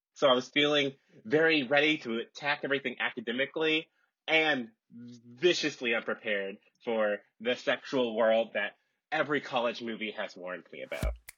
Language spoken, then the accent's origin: English; Seattle, Washington, United States; moved away as an adult; also born or lived in Minnesota; I'm from Seattle